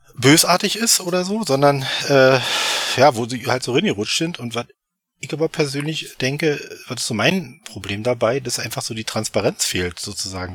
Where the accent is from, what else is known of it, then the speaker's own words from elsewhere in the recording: Eberswalde, Brandenburg, Germany; komme aus Eberswalde, das 50 Kilometer nordöstlich von Berlin, also hier im wunderschönen Brandenburg.